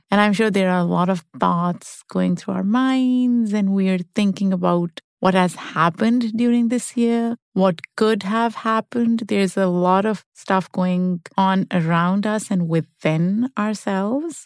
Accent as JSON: {"language": "English", "country": "Pakistan", "tie": "born or raised there", "moved": "as an adult", "lives_now": "United States", "said": "I grew up in Pakistan, which is a collective society, and people grieve together."}